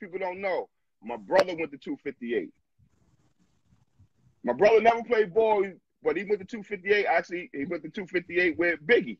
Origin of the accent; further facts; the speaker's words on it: New York City, New York, United States; I'm from Brownsville.